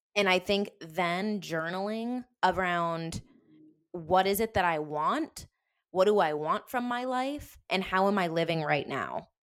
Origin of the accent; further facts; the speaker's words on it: Denver, Colorado, United States; moved away as an adult; also born or lived in Wisconsin / San Diego; We were born, raised in Denver